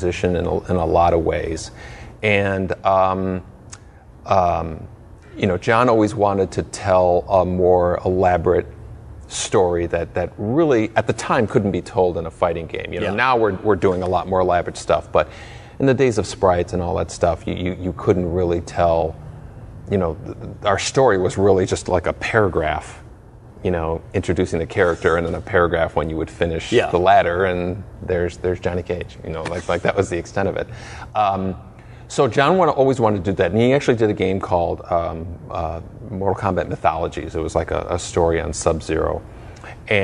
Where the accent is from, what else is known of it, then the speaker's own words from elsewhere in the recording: Chicago, Illinois, United States; I was born in Chicago.